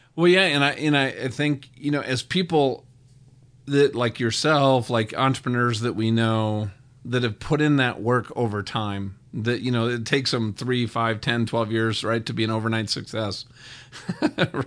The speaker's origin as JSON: {"language": "English", "region": "Minnesota", "country": "United States", "tie": "born or raised there", "said": "I grew up in Minnesota"}